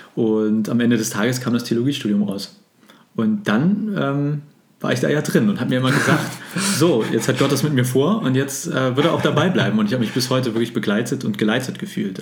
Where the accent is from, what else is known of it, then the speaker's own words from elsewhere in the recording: Hamburg, Germany; also born or lived in Greifswald / Berlin; Und ich bin gebürtiger Hamburger und bin froh, auch jetzt in Hamburg gelandet äh, zu sein.